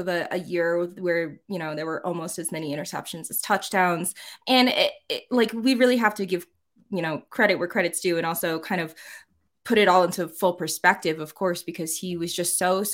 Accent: New England, United States; moved away; also born or lived in South Carolina; I grew up in New England

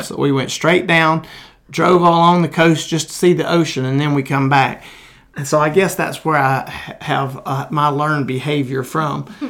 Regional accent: Crane Hill, Alabama, United States; I grew up in Jones Chapel in Crane Hill

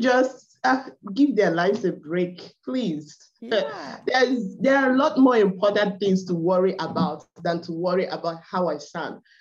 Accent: Nigeria; accent: Igbo; English is a second language; I'm from Nigeria. I'm from the Igbo tribe.

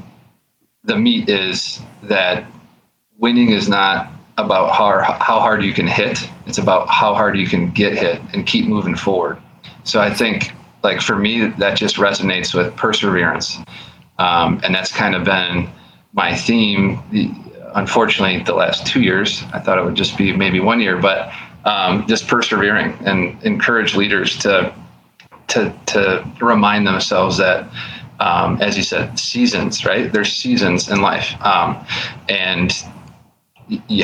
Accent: Buffalo, New York, United States; I'm from Buffalo, New York

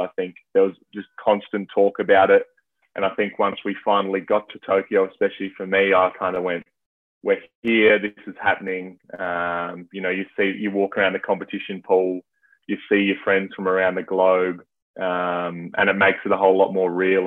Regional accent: Adelaide, South Australia, Australia; I'm from Adelaide, which is South Australia.

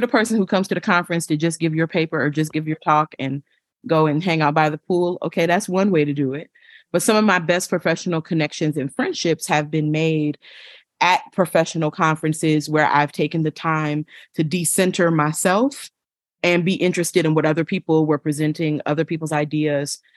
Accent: Buffalo, New York, United States; I'm originally from Buffalo, New York

